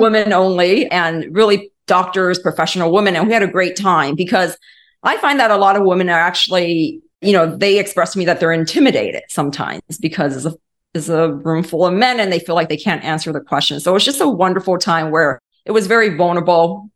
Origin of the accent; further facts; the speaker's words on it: Los Angeles, California, United States; moved away as an adult; also born or lived in East Coast; now in Atlanta, United States; I was born and raised in Los Angeles